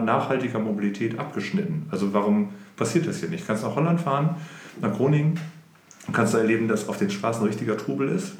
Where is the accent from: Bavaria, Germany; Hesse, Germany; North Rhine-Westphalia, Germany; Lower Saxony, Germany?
Lower Saxony, Germany; Oldenburg; ich bin in Oldenburg geboren und aufgewachsen und bin mit Anfang 20 aus Oldenburg etwas weiter nördlich in eine Kleinstadt gezogen